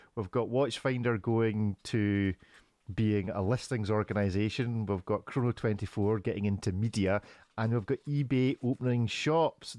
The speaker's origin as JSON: {"language": "English", "region": "Scotland", "country": "United Kingdom", "said": "as the Scotsman"}